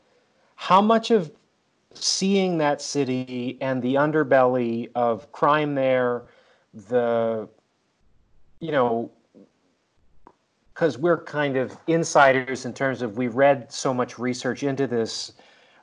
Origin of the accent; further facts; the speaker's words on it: Canada; now in Vancouver, Canada; As an outsider of the United States, being a Canadian, I mean, I'm 100 miles away from you in Vancouver from Tacoma